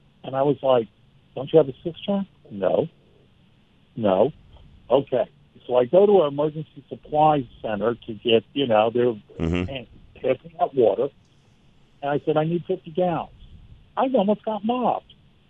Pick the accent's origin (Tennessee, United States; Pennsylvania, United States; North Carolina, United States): North Carolina, United States; Black Mountain; Well, you know, I set the books in my hometown, Black Mountain, North